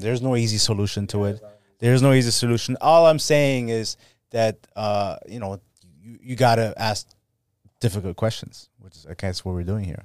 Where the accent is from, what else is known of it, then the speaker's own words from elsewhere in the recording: Germany; moved away; I'm from Germany